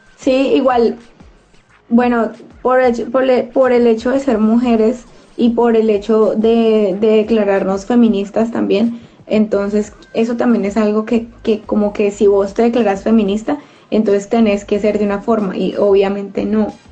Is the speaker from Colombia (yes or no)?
yes; Colombia; como mujeres latinas, eh, digamos, colombianas